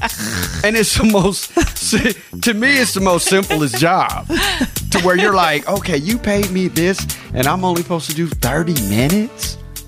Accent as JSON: {"language": "English", "town": "Sacramento", "region": "California", "country": "United States", "tie": "born or raised there", "said": "I'm from Sacramento, 916 till the day I die."}